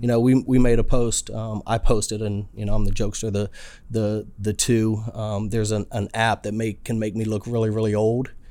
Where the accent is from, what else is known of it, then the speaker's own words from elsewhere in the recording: Alexandria, Virginia, United States; moved away as an adult; now in San Diego, United States; I'm a good old boy raised in Alexander, Virginia. Lived there for, uh, about forty-two years of my life